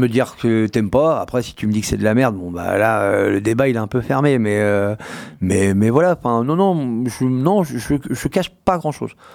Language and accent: French; Poitiers, Nouvelle-Aquitaine, France; je suis né à Poitiers, cité d'urgence, enfin, la cité et compagnie.